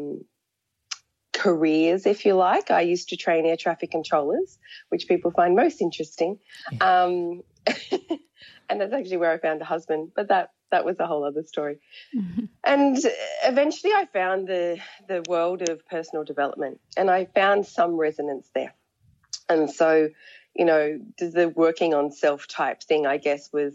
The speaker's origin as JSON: {"language": "English", "country": "Australia", "tie": "born or raised there", "said": "I was born in Australia and I grew up in a country town"}